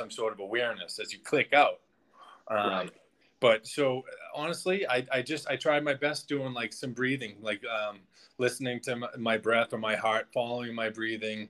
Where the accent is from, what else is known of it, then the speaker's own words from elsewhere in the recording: Boston, Massachusetts, United States; moved away as an adult; now in Mexico; I'm from Boston, Mass.